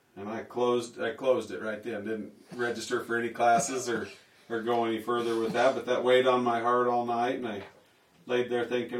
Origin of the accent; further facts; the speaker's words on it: Lamar, Colorado, United States; moved away as an adult; also born or lived in Sterling, Colorado; now in Riverton, United States; I was born in Lamar, Colorado